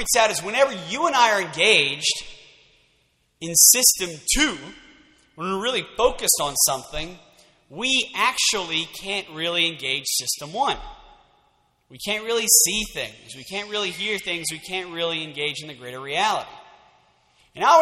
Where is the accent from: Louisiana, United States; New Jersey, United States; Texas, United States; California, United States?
Louisiana, United States; Lafayette; I am from Lafayette, born and raised.